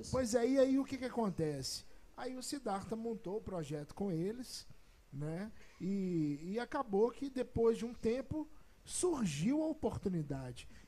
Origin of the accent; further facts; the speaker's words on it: Brazil; Afinal de contas, eu sou brasileiro, né?